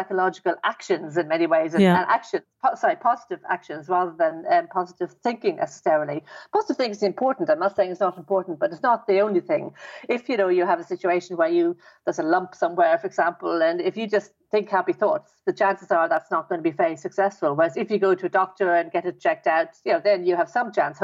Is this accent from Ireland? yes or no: yes; Dublin, Leinster, Ireland; I was brought up in Ireland, in Dublin.